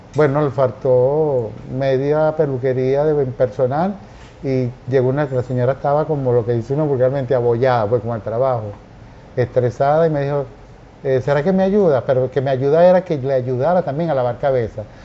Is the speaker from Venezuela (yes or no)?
yes; Carúpano, Sucre, Venezuela; moved away; Yo nací, yo nací en Carúpano, estado Sucre, un 8 de octubre, y eh, adoro ese pueblo, mi infancia espectacular